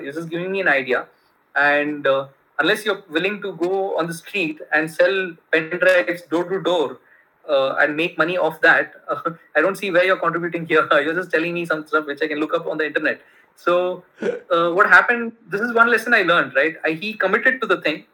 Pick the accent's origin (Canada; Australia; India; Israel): India; Bangalore, Karnataka; first language Kannada; English is a second language; moved away as an adult; also born or lived in United States; my hometown is Bangalore